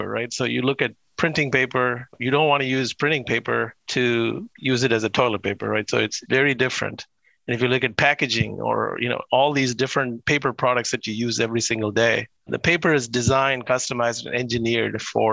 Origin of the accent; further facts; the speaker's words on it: India; moved away as an adult; I was born in India and lived in India till I got my undergraduate degree in chemical engineering.